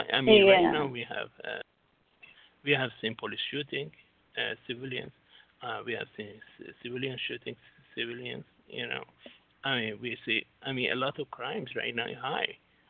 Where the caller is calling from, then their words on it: Singapore; I'm Singapore right now, yes.